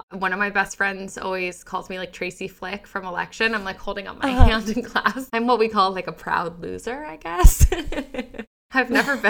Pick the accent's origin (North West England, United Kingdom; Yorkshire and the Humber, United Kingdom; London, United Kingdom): London, United Kingdom; also born or lived in Japan; I was born in London. I spent some years in Japan, moved back to London and graduated high school there.